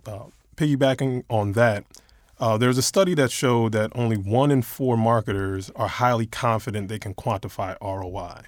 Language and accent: English; New York, United States; moved away; I, I'm originally from New York